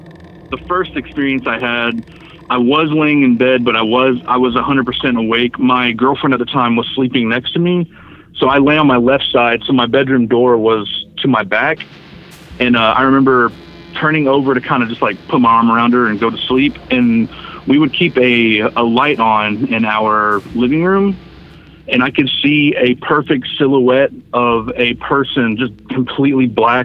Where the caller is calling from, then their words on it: Fort Worth, Texas, United States; from Fort Worth, Texas.